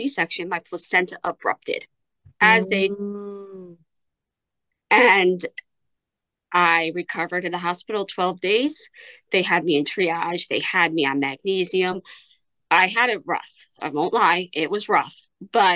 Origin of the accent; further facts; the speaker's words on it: New York, United States; I am from New York